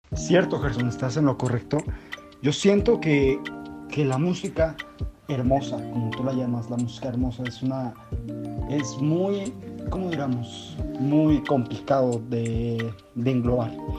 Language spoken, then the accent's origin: Spanish; Mexico; nosotros como mexicanos